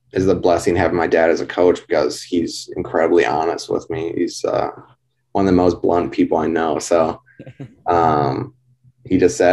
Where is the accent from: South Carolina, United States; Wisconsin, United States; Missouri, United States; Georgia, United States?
Wisconsin, United States; Sturgeon Bay; I grew up in Sturgeon Bay, Wisconsin